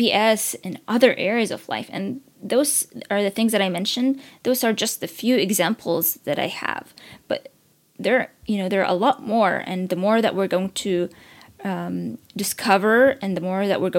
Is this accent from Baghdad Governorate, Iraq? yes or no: yes; Baghdad, Baghdad Governorate, Iraq; now in Washington, D.C., United States; as an immigrant who was born and raised in Iraq and lived in the war